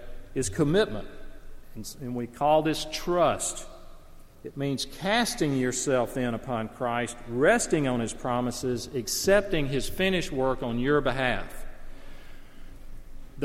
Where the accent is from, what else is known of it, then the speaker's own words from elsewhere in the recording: the South, Southern United States, United States; Now, I speak as a Southerner. I love the South. I grew up in the South.